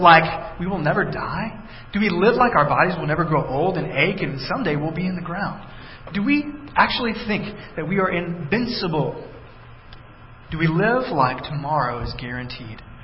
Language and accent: English; Texas, United States; moved away; I grew up in Texas